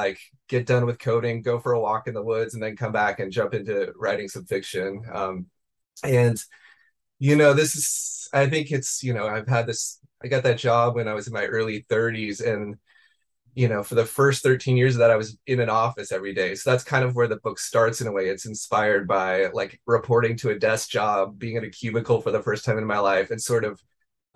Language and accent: English; Beaverton, Oregon, United States; I grew up in the suburbs of Portland in Beaverton, Oregon.